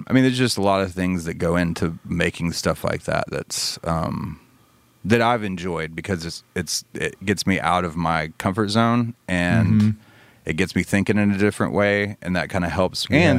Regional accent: Birmingham, Alabama, United States; I grew up in Birmingham.

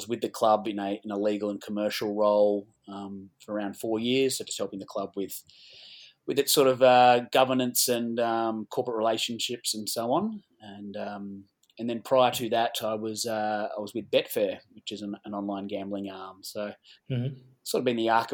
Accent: Gold Coast, Queensland, Australia; moved away as an adult; now in Caulfield South, Australia; I grew up on the Gold Coast.

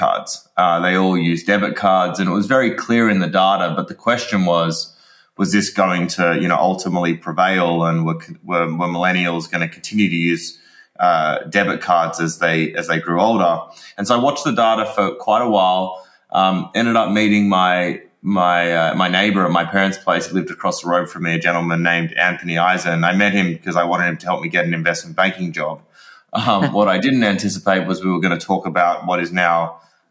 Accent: Sydney, New South Wales, Australia; moved away as an adult; now in Los Angeles, United States; I come from Sydney in Australia, but I've been in the U.S. for the last few years

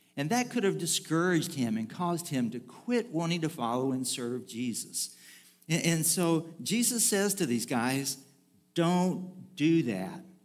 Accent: Bridge City, Texas, United States; moved away; there really isn't a way to get into my hometown without crossing a bridge of some form or fashion or another.

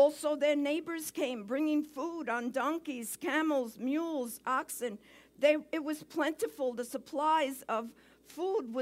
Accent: New York City, New York, United States; accent: Brooklyn; moved away; my accent, you're going to have a little Brooklyn in the house today

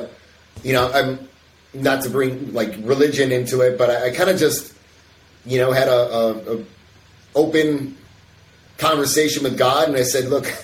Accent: Chicago, Illinois, United States; suburb of Chicago.

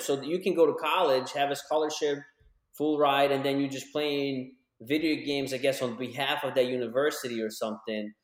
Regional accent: Ukraine; moved away; when I was growing up in Ukraine

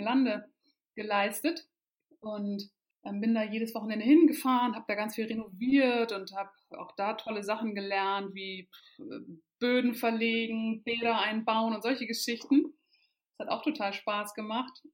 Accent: Kiel, Schleswig-Holstein, Germany; moved away as an adult; also born or lived in Lüneburg / Hamburg; ich bin in Kiel aufgewachsen ähm, und dort auch in die Schule gegangen.

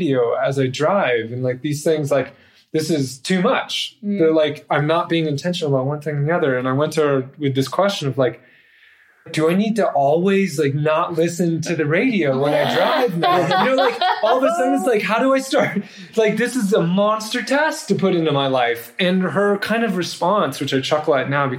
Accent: United States

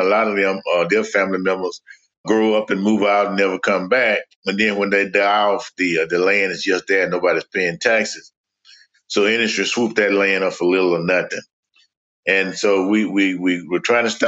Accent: Mobile, Alabama, United States; I was born in Africatown, Alabama

